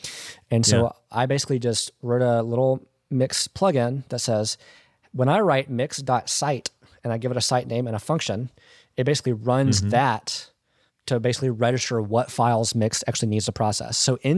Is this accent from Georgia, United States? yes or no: yes; Georgia, United States; Okay. I'm from Georgia.